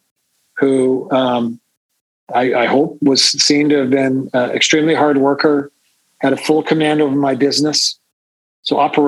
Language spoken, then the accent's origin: English; Saskatchewan, Canada; I'm from Saskatchewan